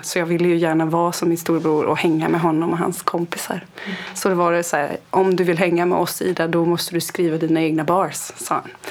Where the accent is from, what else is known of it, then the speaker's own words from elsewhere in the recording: Kalmar County, Sweden; jag är uppväxt på landsbygden på Öland